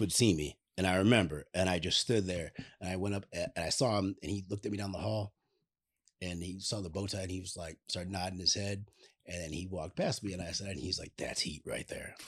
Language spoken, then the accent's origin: English; Chicago, Illinois, United States; we're both from Chicago